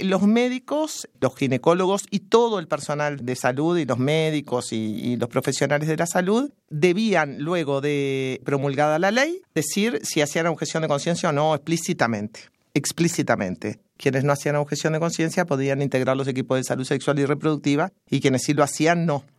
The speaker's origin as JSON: {"language": "Spanish", "country": "Uruguay", "said": "soy uruguaya"}